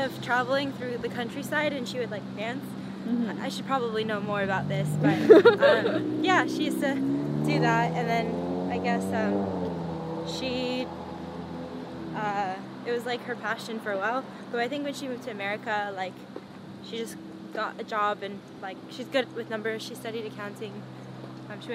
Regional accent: San Jose, California, United States; I'm born and raised in San Jose

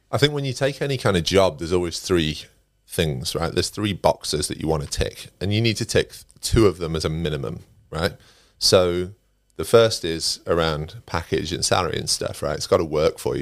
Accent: Derbyshire, East Midlands, United Kingdom; moved away as an adult; also born or lived in Nottingham; I'm originally from Derbyshire, um, and I started my career in recruitment in Nottingham. I moved to Nottingham when I was about 21

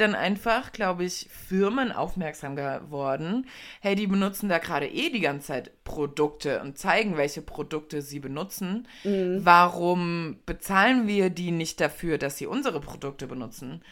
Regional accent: Germany; wir sind ja in Deutschland, wir sind Deutsche

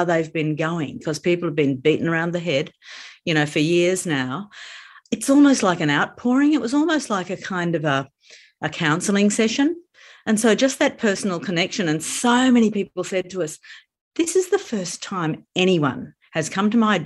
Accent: Queensland, Australia; being a Queenslander

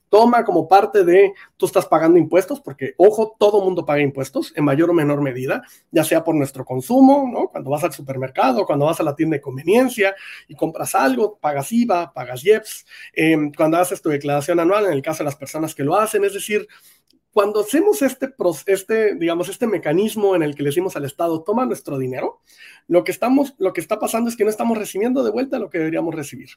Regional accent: Mexico

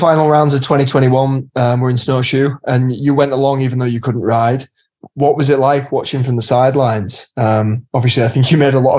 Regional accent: England, United Kingdom; even being English

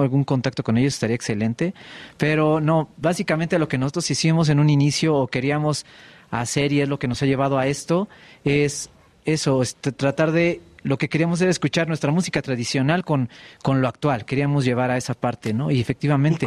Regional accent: Mexico City, Mexico; Sí, nacimos en la Ciudad de México.

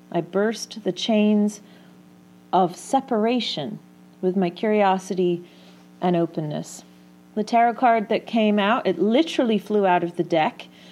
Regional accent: England, United Kingdom; I grew up in England

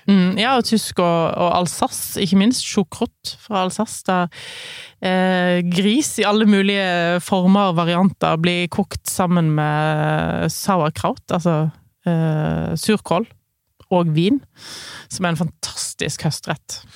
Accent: Voss, Vestland, Norway; Der jeg vokste opp, på Voss

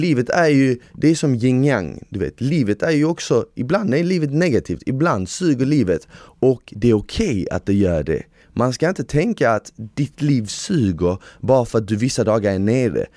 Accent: Sweden; jag är svensk

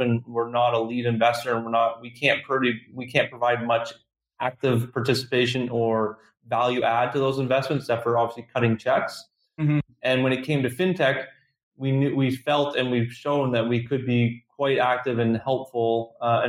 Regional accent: Canada; being Canadian

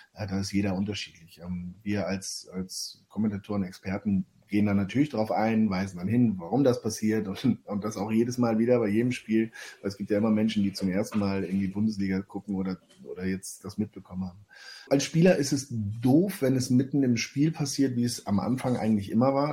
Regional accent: Hamburg, Germany; Hamburg meine Heimat ist

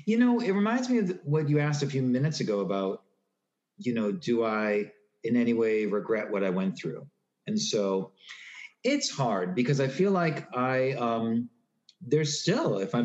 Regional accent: Newton, Massachusetts, United States; I grew up in Newton, Massachusetts

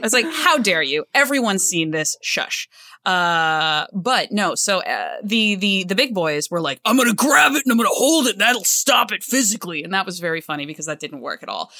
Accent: the South, United States; moved away; also born or lived in Cleveland, Ohio; I grew up in the South

